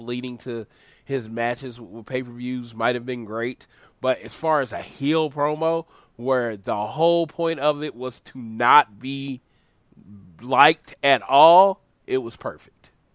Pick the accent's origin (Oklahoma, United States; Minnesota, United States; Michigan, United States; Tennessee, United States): Oklahoma, United States; I'm from Oklahoma